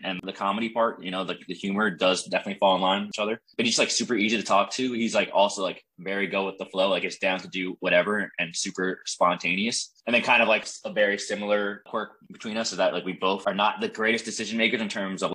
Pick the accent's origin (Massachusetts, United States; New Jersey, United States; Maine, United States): New Jersey, United States; moved away as an adult; also born or lived in North Carolina; I'm from New Jersey. Grew up in New Jersey and then went to UNC in North Carolina.